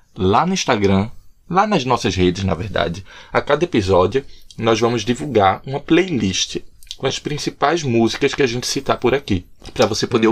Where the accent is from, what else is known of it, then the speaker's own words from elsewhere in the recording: Recife, Pernambuco, Brazil; moved away as an adult; also born or lived in João Pessoa, Brazil; now in Dublin, Ireland; Eu sou de Recife.